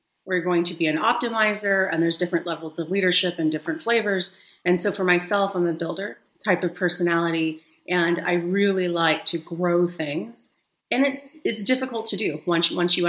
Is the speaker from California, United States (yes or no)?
yes; San Diego, California, United States; moved away as an adult; now in Berlin, Germany; I'm from sunny San Diego